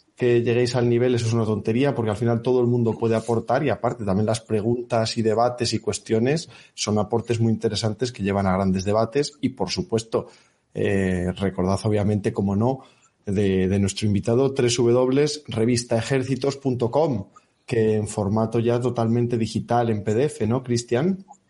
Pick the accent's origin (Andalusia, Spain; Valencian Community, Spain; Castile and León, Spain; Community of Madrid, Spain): Castile and León, Spain; Salamanca; moved away as an adult; now in Bilbao, Spain; mi tierra en Salamanca